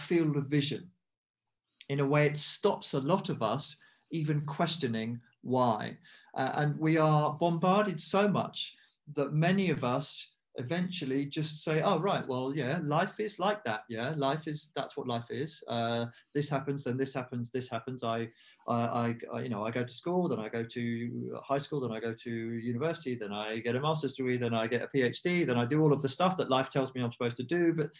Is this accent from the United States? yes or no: no; United Kingdom; I'm half Indian, I'm half English. I was born in the UK